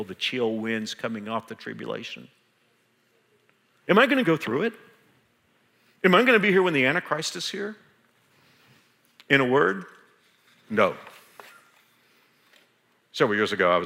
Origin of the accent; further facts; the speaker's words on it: Texas, United States; now in Kansas, United States; Even though I've been here for 34 years and I consider myself a Kansan, I'm from Texas